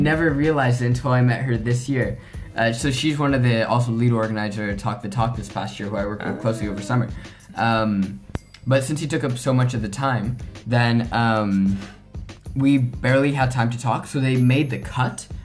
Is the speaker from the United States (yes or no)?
no; Mexico; hosting it in my hometown